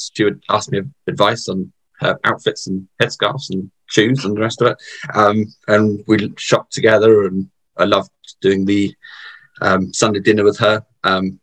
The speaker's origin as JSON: {"language": "English", "town": "Southampton", "region": "South East England", "country": "United Kingdom", "tie": "born or raised there", "said": "I was brought up in the Plymouth Brethren Christian Church in Southampton, so we're on the south coast of the UK"}